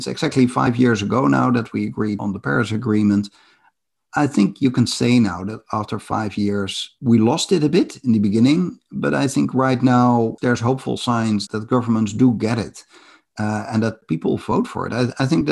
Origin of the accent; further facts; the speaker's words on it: Netherlands; I come from the Netherlands, where my house is below sea level.